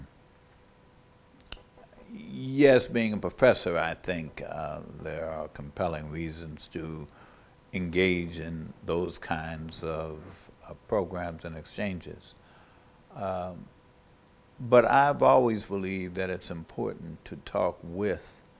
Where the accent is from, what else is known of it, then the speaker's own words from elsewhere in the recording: New York City, New York, United States; I grew up in New York City